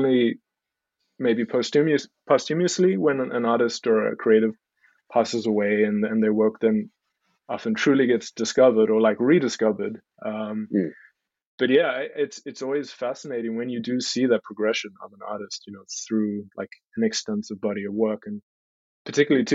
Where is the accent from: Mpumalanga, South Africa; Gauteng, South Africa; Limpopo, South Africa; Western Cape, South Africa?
Western Cape, South Africa; Stellenbosch; I was born and raised in South Africa. Born in Cape Town, grew up in a little town called Stellenbosch.